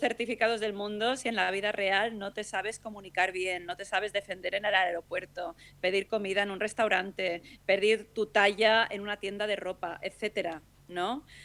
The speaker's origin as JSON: {"language": "Spanish", "town": "Palma", "region": "Balearic Islands", "country": "Spain", "tie": "born or raised there", "said": "He nacido en Palma de Mallorca y mi madre es inglesa. Tengo la suerte que siempre mi madre me ha hablado en inglés. Me he criado en un ambiente internacional, me he criado en un hotel"}